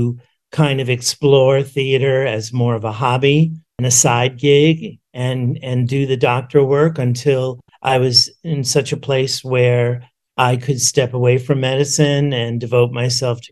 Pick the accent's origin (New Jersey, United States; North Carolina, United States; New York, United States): New York, United States; New York City; I grew up in New York City